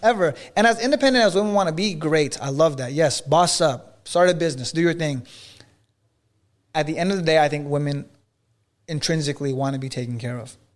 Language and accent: English; Los Angeles area, California, United States; now in Miami, United States; his hometown, is one mile away from my hometown.